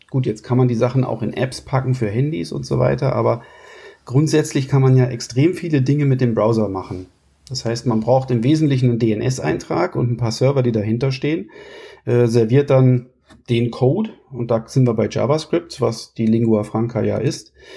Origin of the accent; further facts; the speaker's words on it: Kassel, Hesse, Germany; moved away as an adult; also born or lived in Munich / Sweden; ich komme aus Kassel, da wo ich jetzt auch mittlerweile wieder bin